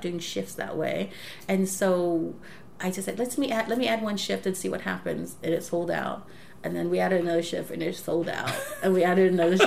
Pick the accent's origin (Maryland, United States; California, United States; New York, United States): California, United States; Los Angeles; LA, obviously my hometown